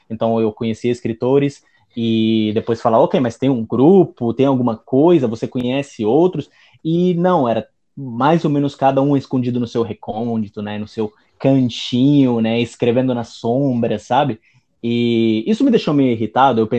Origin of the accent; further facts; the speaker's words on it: Italy; Eu sou professor de italiano, sou italiano, né?